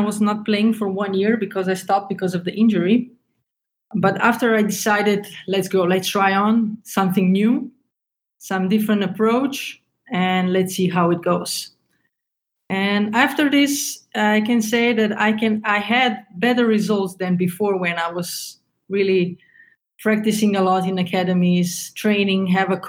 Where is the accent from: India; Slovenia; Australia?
Slovenia; moved away as an adult; also born or lived in Germany; was born in Slovenia, and when I was 20, I moved to Germany